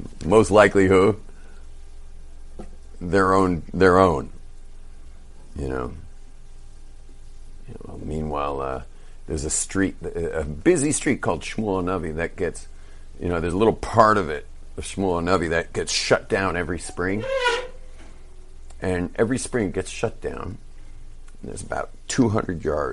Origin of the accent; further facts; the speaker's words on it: California, United States; moved away; We're surfers from California